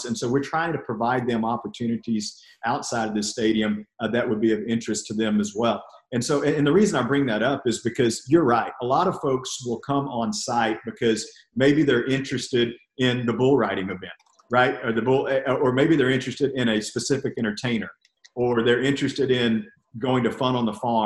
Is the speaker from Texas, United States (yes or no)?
yes; College Station, Texas, United States; also born or lived in Bell County, Texas; I grew up in Brazos County, which is about 80 miles down the road, which is actually where Texas A&M University is